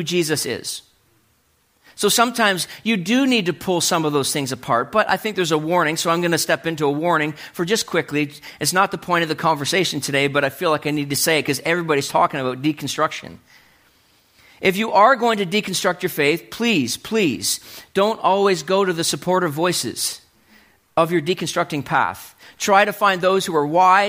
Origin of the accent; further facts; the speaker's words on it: New Brunswick, Canada; I was growing up in New Brunswick